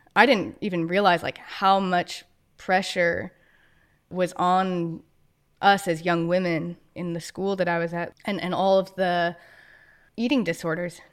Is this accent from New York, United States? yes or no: yes; Westchester, New York, United States; I grew up in New York, so just outside Westchester, New York, so just outside New York City